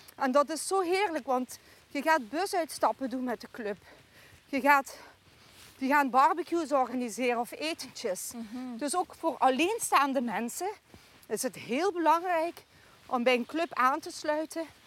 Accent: Poeteren, Flanders, Belgium; moved away as an adult; now in Stevensweert, Netherlands; Ik ben altijd opgegroeid in de Poeteren. Dus hier in dit dorp Doreen, waar wij vandaag wandelen

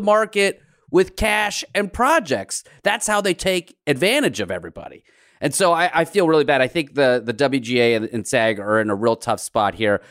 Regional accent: United States; growing up in America as a first gen immigrant

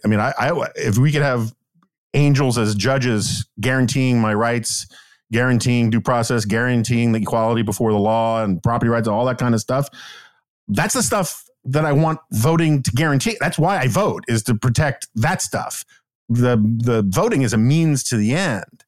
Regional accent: New York City, New York, United States; I grew up in New York City in the nineteen seventies and eighties

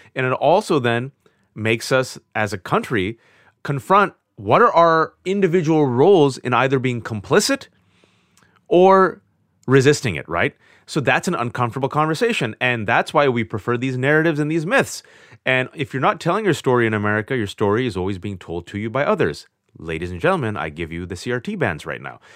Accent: Bay Area, California, United States; was born and raised in the Bay Area, California, to Pakistani immigrant parents

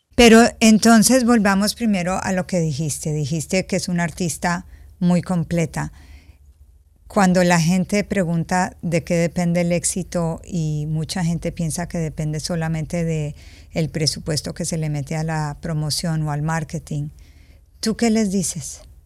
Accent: Colombia; yo crecí en Colombia

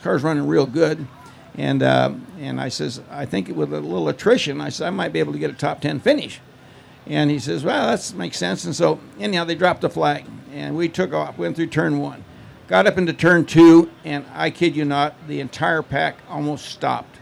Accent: Modesto, California, United States; I grew up in Modesto, California

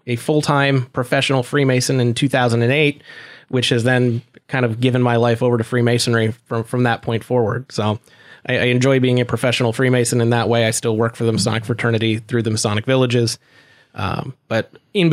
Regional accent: Erie, Pennsylvania, United States; growing up in Erie

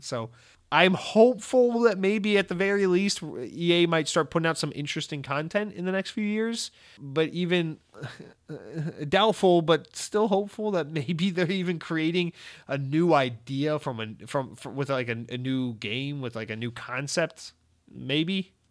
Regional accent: United States; as an American

